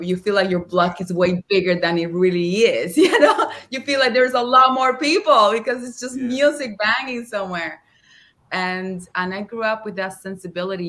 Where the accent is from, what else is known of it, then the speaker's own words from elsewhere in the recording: Havana, Cuba; English is a second language; moved away; also born or lived in Los Angeles; I come from Havana, born and raised